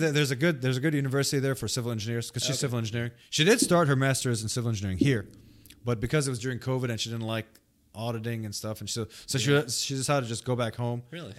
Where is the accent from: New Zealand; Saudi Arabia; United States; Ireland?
Saudi Arabia; born there; I wasn't born in Lebanon, even though my nationality is Lebanese. I wasn't born there. I was born in Saudi Arabia.